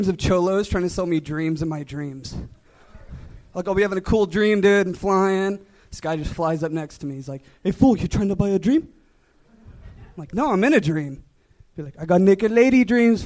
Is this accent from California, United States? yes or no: yes; San Diego, California, United States; now in Los Angeles, United States; San Diego